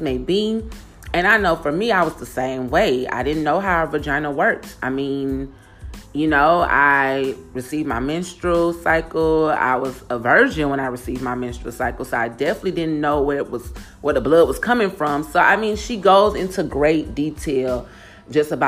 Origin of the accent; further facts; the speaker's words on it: Houston, Texas, United States; moved away as an adult; also born or lived in Channelview, Texas; I grew up in City Gas, Houston, Texas, which is on the NAWF.